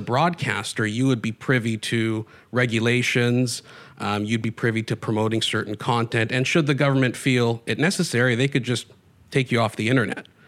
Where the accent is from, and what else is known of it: Canada